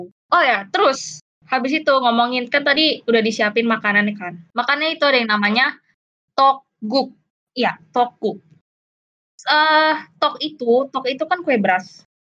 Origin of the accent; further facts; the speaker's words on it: Sumatra, Indonesia; kalau iya, kita orang Sumatera